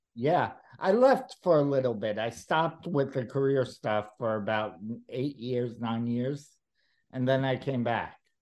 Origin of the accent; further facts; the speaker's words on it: New York City, New York, United States; I grew up in New York City